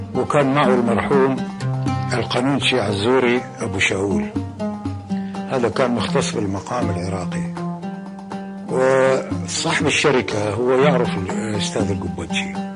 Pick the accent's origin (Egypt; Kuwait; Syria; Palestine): Kuwait; moved away; also born or lived in Iraq; أنا ولدت بالكويت ونشأت في الكويت